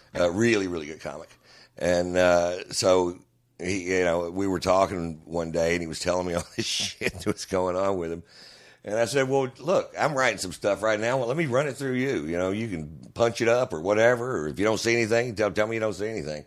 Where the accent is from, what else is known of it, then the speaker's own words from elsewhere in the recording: Houston, Texas, United States; I'm from Houston